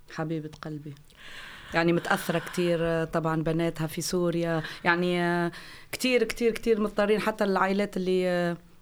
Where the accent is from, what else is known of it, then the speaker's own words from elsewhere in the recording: Tunisia; now in Flensburg, Germany; انا يعني كتونسيه